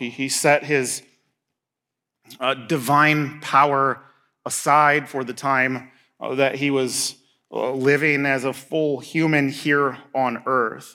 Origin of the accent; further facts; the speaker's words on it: Indiana, United States; moved away as an adult; now in Marquette, United States; I'm from Indiana, so, like, soybeans and corn and, I mean, rolling hills